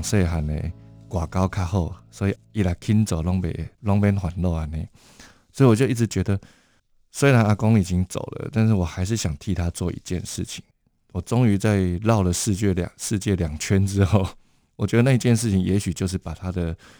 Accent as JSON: {"language": "Chinese", "region": "Taipei", "country": "Taiwan", "tie": "born or raised there", "said": "我是到政出身长大，然后所以我有一个很了不起的外公，他在大家庭当持科医生，然后养活我们一大家子"}